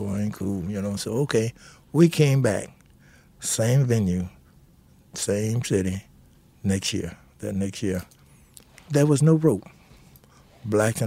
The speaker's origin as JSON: {"language": "English", "region": "Texas", "country": "United States", "said": "I'm from Texas"}